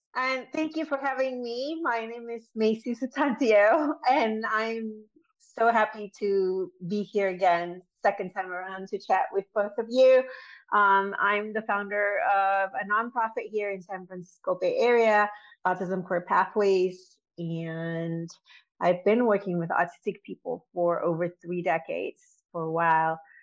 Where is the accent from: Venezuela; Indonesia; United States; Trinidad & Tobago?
Indonesia; moved away; I was born and raised in Indonesia